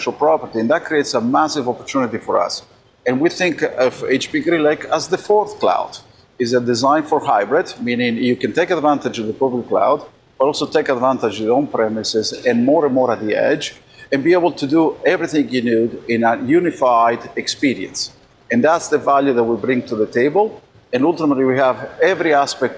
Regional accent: Argentina; now in United States; I was born in Argentina

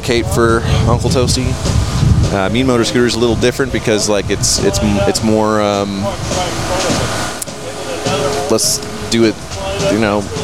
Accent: Fort Worth, Texas, United States; moved away as an adult; also born or lived in Denton; now in Dallas, United States; I was born and raised in Fort Worth

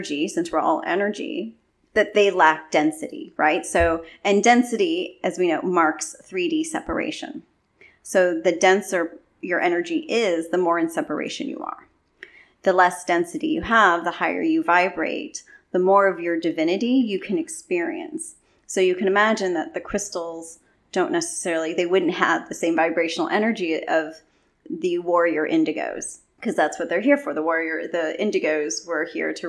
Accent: California, United States; I'm from California, but my mom's from the Philippines

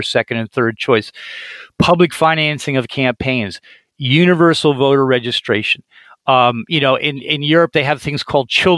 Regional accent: United States; as an American

